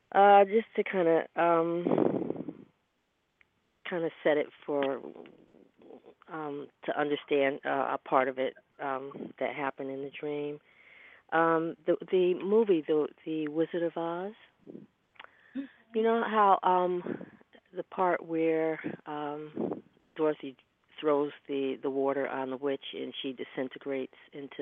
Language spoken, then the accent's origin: English; Connecticut, United States; now in New York, United States; From Connecticut.